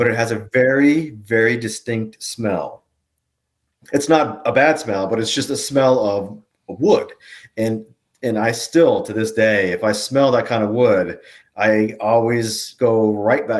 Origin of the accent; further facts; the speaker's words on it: Woodbridge, Virginia, United States; we grew up in the Woodbridge, Dale City area